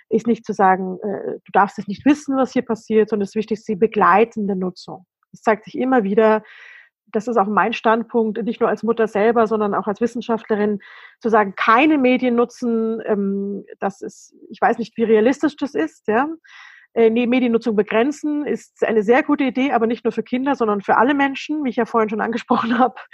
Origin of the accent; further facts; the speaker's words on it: Germany; Als Deutsche kann ich natürlich sagen